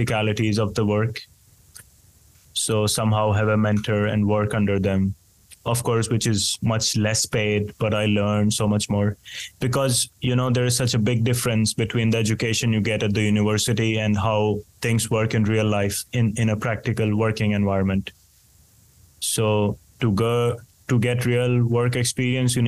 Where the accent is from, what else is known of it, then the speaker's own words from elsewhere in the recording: India; now in Finland; in a country like mine, for example, where I grew up in India